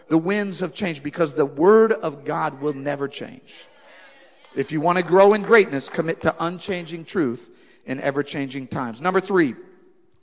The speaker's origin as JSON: {"language": "English", "country": "United States", "said": "I'm an American and I'm in England"}